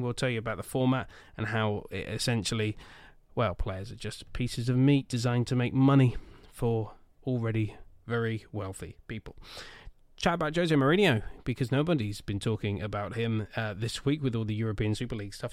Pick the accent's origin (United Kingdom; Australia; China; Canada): United Kingdom; Swindon, South West England; my hometown football club being absolutely crap. Swindon Town Football Club